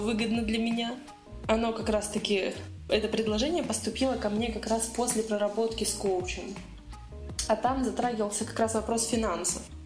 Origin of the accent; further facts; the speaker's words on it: Nizhny Novgorod, Nizhny Novgorod Oblast, Russia; я из Нижнего